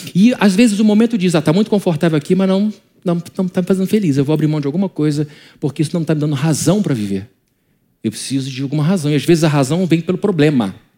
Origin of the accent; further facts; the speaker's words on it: Brazil; como brasileiro